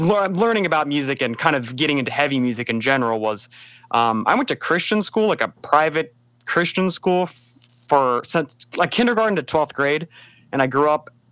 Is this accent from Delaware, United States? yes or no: yes; Pike Creek, Delaware, United States; I am from Wilmington, Delaware, a little bit more specifically Pike Creek, Delaware